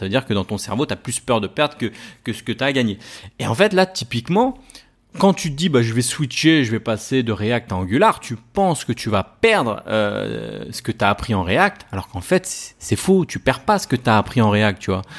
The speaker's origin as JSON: {"language": "French", "town": "Paris", "region": "Île-de-France", "country": "France", "said": "je viens de Paris, donc sur Paris"}